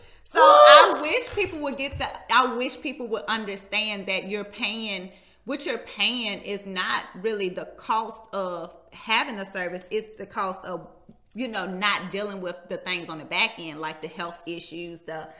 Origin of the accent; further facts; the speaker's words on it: Martinsville, Virginia, United States; Martinsville entrepreneurs, my hometown.